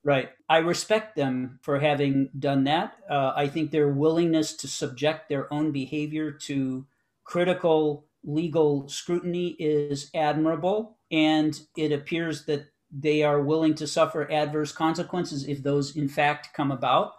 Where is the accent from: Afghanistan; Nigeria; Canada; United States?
United States; I was born in the United States of a Palestinian father and an American mother